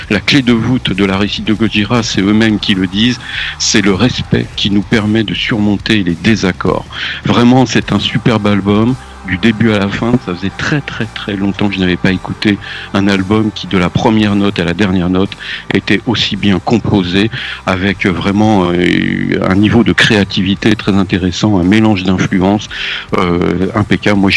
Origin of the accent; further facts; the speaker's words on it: England, United Kingdom; French is a second language; Alors franchement, ça me fout les boules, moi, en tant qu'anglais.